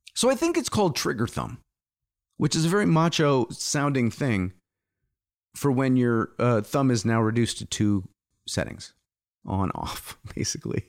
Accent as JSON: {"language": "English", "country": "United States", "also_born_or_lived": "England", "said": "as an American"}